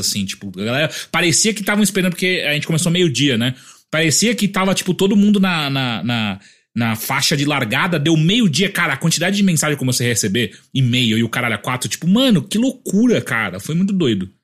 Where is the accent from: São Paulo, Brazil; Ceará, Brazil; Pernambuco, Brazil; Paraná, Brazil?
São Paulo, Brazil; Atibaia; moved away; eu sou de Atibaia